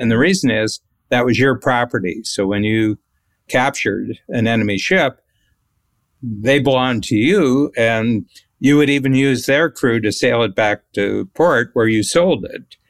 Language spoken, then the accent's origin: English; United States; being an American